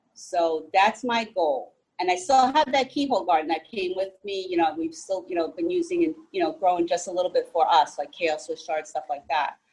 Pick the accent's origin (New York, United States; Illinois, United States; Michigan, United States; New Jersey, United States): New Jersey, United States; also born or lived in Texas / Florida; I was born and raised here in New Jersey